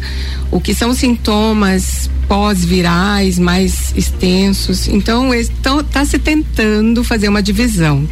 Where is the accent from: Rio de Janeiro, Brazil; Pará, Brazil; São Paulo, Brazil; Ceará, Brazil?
Pará, Brazil; Eu sou da terra da malária, né, gente? Eu nasci no Pará.